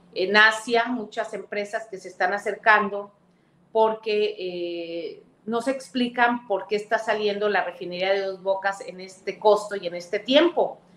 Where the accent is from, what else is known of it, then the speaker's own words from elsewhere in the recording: Veracruz, Mexico; yo voy constantemente a Veracruz, es mi tierra, bueno, soy senadora de mi estado